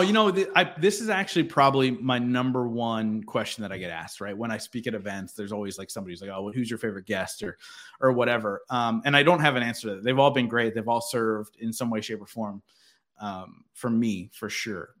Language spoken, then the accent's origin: English; Philadelphia, Pennsylvania, United States; I'm from the Philadelphia area